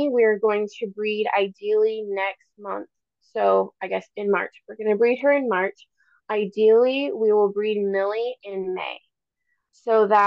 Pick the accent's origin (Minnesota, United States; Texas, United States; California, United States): Minnesota, United States; now in Alaska, United States; I grew up in Minnesota in conventional lower 48 dairies